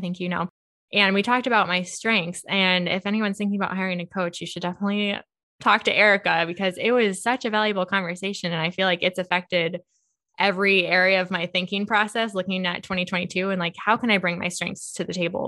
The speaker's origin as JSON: {"language": "English", "town": "Monticello", "country": "United States", "tie": "born or raised there", "said": "I grew up in Monticello"}